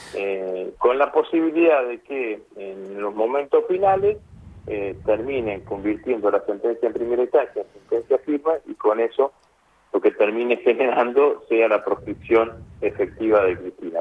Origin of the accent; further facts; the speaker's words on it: Rosario, Santa Fe, Argentina; como rosarino